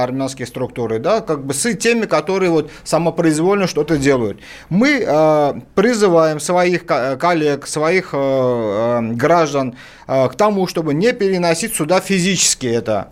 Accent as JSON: {"language": "Russian", "town": "Baku", "country": "Azerbaijan", "tie": "born or raised there", "moved": "yes", "lives_now": "Russia", "said": "Я вот сам родом из Баку, армянин"}